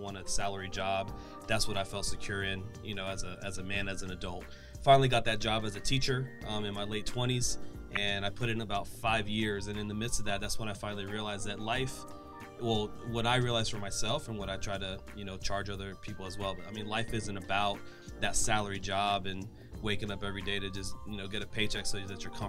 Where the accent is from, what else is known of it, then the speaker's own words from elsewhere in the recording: the Florida Panhandle, United States; moved away as an adult; also born or lived in Orlando, Florida; I'm from the Panhandle. And so when I moved, when I was 18, graduated high school, and then I moved to Orlando